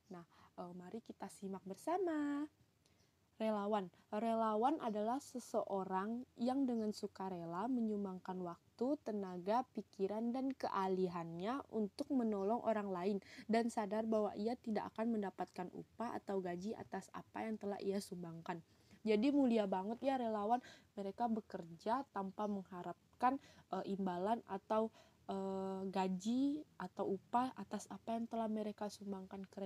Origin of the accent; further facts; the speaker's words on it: Pontianak, West Kalimantan, Indonesia; perkenalkan … asalku dari Pontianak, Kalimantan Barat, Indonesia.